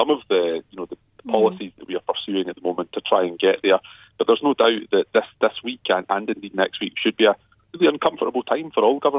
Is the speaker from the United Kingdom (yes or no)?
yes; Glasgow, Scotland, United Kingdom; we as Glaswegian politicians